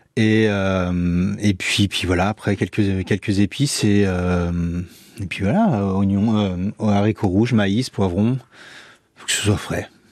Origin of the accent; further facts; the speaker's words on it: Brittany, France; moved away as an adult; now in Landes, France; Je suis parti de Bretagne pour faire une saison et je suis resté